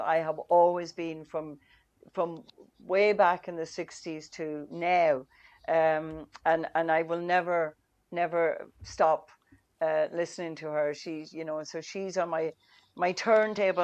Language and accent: English; Donegal, Ulster, Ireland; first language Irish; English is a second language; when I grew up in Donegal years ago